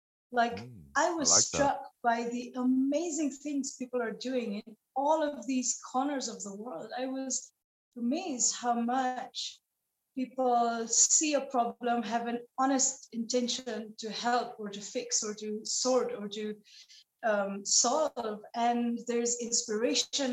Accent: Nepal; moved away; a girl growing up in Nepal

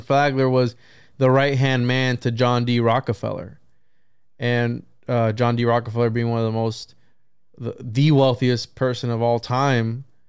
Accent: Puerto Rico; I'm from Puerto Rico

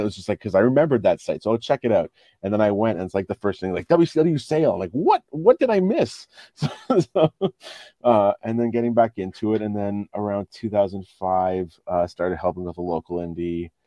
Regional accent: Ottawa, Ontario, Canada; growing up in Ottawa, there wasn't a whole lot of wrestling here.

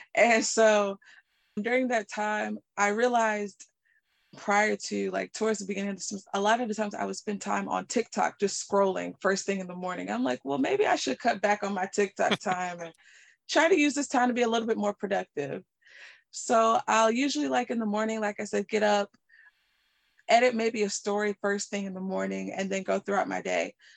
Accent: Raleigh, North Carolina, United States; I am from Raleigh, North Carolina.

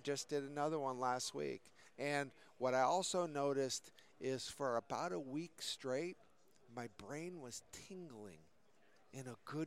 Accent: Connecticut, United States; I grew up in Connecticut

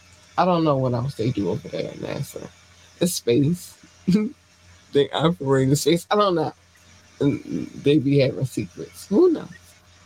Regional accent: Baltimore, Maryland, United States; This is not becoming of a lady, but I'm from Baltimore. Let's go.

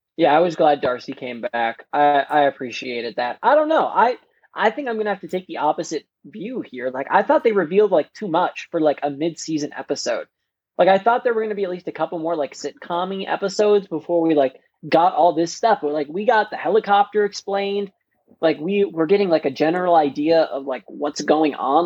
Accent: Wisconsin, United States; accent: Wisconsin

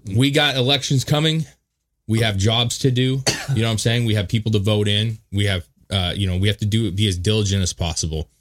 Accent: United States; we've restrained ourselves as American citizens

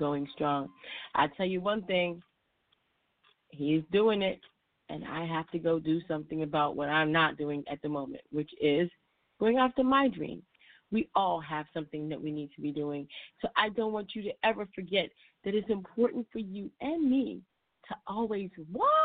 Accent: Chicago, Illinois, United States; I'm from Chicago

